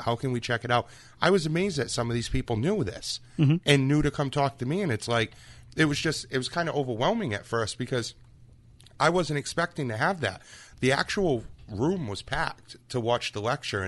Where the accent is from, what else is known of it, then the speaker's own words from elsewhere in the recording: Freetown, Massachusetts, United States; growing up in the Freetown area